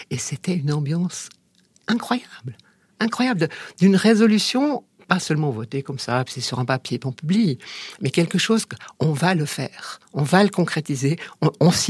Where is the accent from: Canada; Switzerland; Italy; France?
Switzerland; Valais; Puis mais moi, je suis valaisanne, moi aussi, moi aussi.